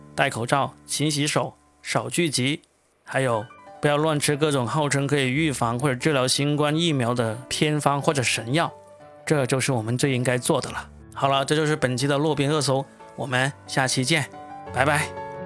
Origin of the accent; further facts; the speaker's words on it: China; 我们中国人